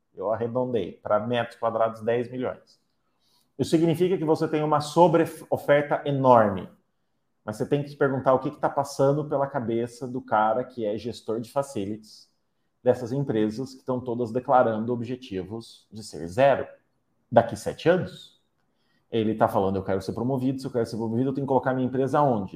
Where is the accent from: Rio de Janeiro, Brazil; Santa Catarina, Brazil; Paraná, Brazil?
Paraná, Brazil; Curitiba; como paranaenses curitibanos